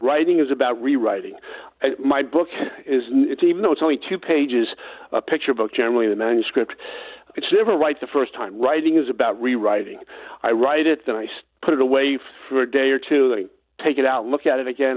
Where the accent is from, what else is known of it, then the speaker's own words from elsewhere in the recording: New York City, New York, United States; I grew up on Staten Island